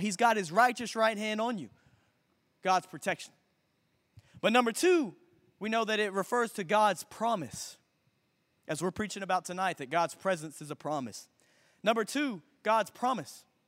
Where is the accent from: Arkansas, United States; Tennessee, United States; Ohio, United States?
Tennessee, United States; Memphis; I grew up right here in Memphis, Tennessee. I went to Bartlett High School